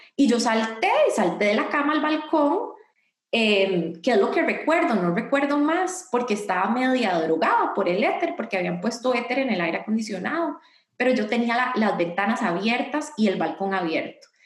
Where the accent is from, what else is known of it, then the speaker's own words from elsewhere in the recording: Costa Rica; hice un llamado a las heroínas de Costa Rica